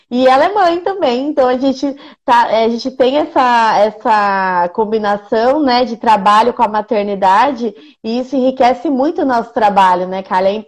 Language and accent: Portuguese; Indaiatuba, São Paulo, Brazil; Nós quatro somos de Indaiatuba.